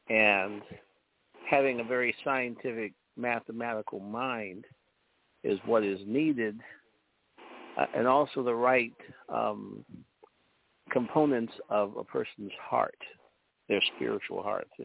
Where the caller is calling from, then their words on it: Chicago, Illinois, United States; from Chicago.